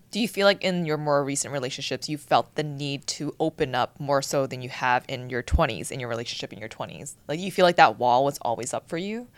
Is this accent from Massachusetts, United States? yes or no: yes; Boston, Massachusetts, United States; now in Los Angeles, United States; growing up in Boston